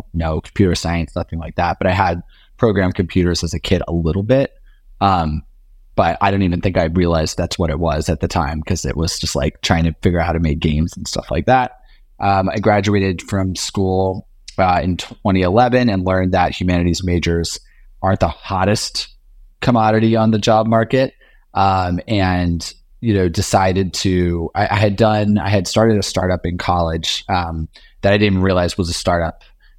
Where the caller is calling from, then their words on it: New York City, New York, United States; I'm here in lovely Union Square, New York City, just on 11th and University, just south of Union Square.